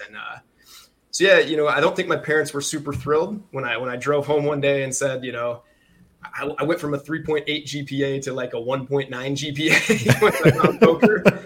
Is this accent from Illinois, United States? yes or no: yes; Farmersville, Illinois, United States; also born or lived in Chicago; we grew up in central Illinois, man. So a massive town called Farmersville, population 700.